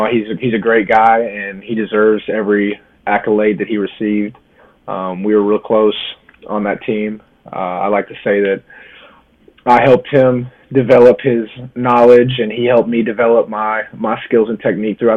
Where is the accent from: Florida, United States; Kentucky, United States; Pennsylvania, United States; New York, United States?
Kentucky, United States; Lexington; moved away as an adult; also born or lived in Louisville, Kentucky; now in New Jersey, United States; I was born and raised in Lexington, Kentucky.